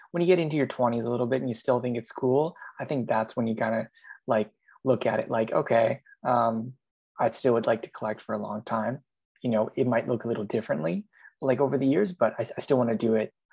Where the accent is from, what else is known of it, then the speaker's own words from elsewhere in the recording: Canada; growing up in Canada